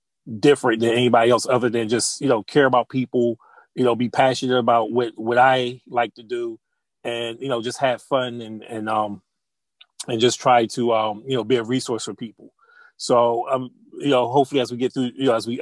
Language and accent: English; Chester, Pennsylvania, United States; I grew up in the Wilmington Projects in Chester, Pennsylvania